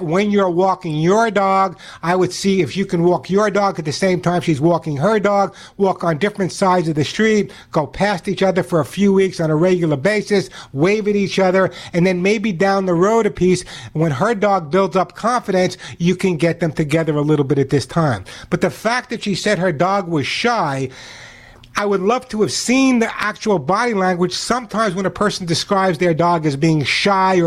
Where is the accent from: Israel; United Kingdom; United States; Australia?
United States; New York City, New York; I grew up in New York City